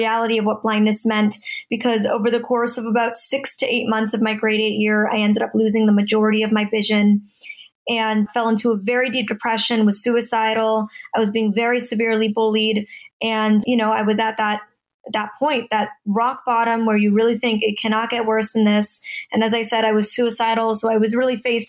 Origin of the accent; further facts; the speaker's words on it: Toronto, Ontario, Canada; now in Los Angeles, United States; I'm originally from Toronto, Canada, and I'm currently living in Los Angeles, California